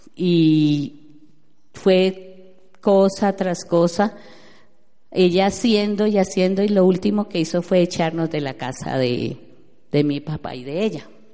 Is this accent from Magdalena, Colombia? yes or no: no; Neiva, Huila, Colombia; moved away; also born or lived in Bogotá, Colombia / Orlando, United States; yo soy de Neiva